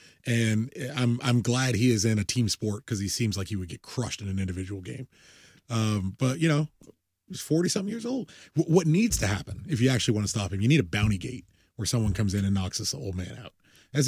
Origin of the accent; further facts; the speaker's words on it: United States; I'm an American.